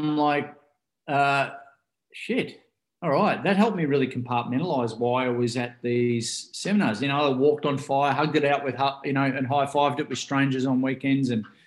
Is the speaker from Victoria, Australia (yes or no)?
yes; Ocean Grove, Victoria, Australia; I grew up here in Ocean Grove here in Australia, and which is the southern part of Australia